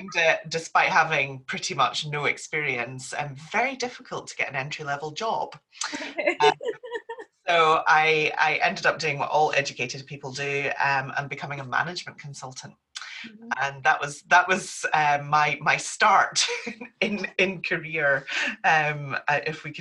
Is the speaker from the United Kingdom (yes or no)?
yes; Perth, Scotland, United Kingdom; also born or lived in Aberdeen / Glasgow / Bradford; I grew up in Perth before going off to university